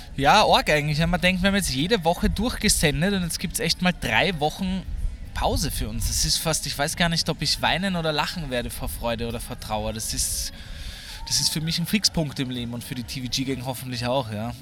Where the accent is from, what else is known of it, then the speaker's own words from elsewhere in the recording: Vienna, Austria; ich als Wiener